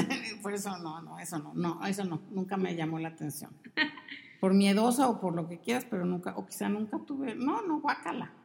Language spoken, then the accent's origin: Spanish; Mexico City, Mexico; moved away as an adult; also born or lived in Veracruz / Monterrey; Y nos fuimos a vivir a la Ciudad de México, ahí crecí